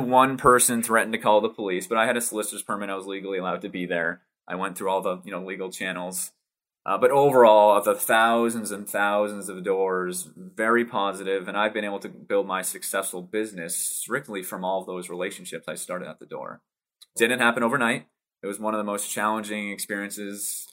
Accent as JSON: {"language": "English", "region": "Massachusetts", "country": "United States", "tie": "born or raised there", "said": "born and raised uh, Massachusetts"}